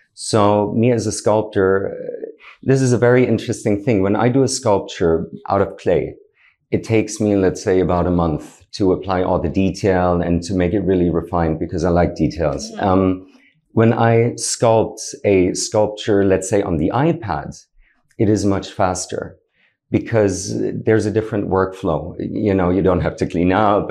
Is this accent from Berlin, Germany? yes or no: yes; Berlin, Germany; moved away as an adult; now in Dubai, United Arab Emirates; originally I'm from Germany, uh, born and raised in Berlin.